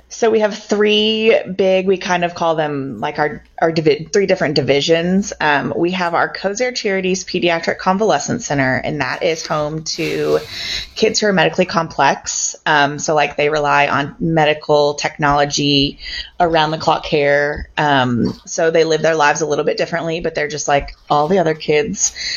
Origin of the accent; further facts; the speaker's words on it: Louisville, Kentucky, United States; also born or lived in Bowling Green, Kentucky; now in Shelbyville, United States; I'm from Louisville. I grew up um, around St. Matthews